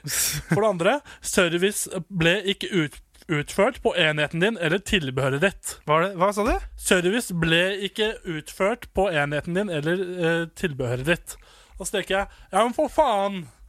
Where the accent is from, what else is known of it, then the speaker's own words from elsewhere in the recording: Nittedal, Akershus, Norway; moved away as an adult; now in Volda, Norway; Hvis jeg hadde vært hjemme i Nittedal